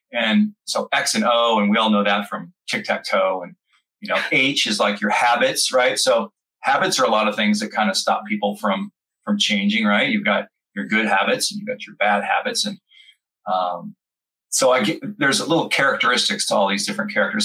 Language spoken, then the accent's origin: English; California, United States; moved away as an adult; now in Florida, United States; I grew up born and bred in California, and now I live in Florida